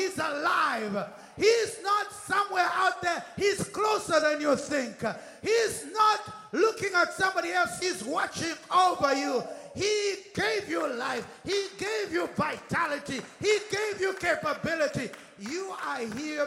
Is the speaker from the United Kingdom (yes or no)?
yes; United Kingdom; accent: British; I'm British. British accent. We learned British stuff.